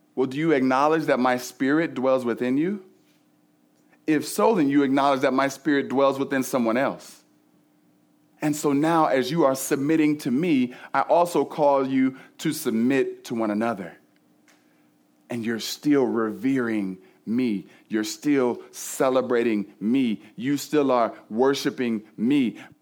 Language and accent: English; Cleveland, Ohio, United States; I grew up in Cleveland